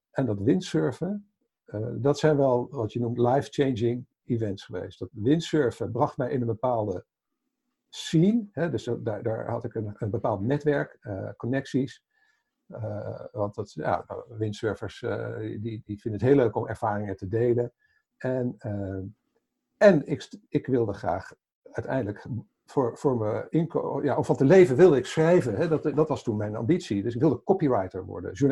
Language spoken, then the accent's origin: Dutch; Haaksbergen, Overijssel, Netherlands; Kom uit Haaksbergen? Dat is eh, de nee, later waar ik ben geboren.